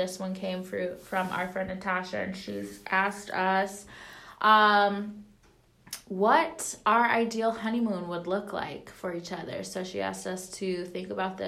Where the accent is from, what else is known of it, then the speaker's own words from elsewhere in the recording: Wisconsin, United States; we're like from Wisconsin